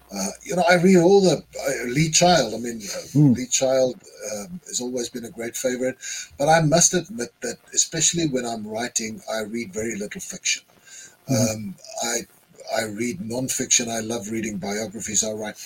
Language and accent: English; South Africa; I'm a South African writer too